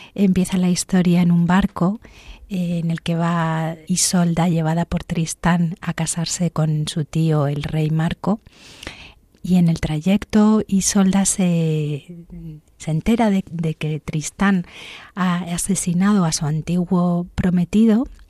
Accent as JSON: {"language": "Spanish", "region": "Canary Islands", "country": "Spain", "tie": "born or raised there", "also_born_or_lived": "Santander, Cantabria, Spain", "said": "nací en Santander, hasta los ocho años que me fui a Canarias"}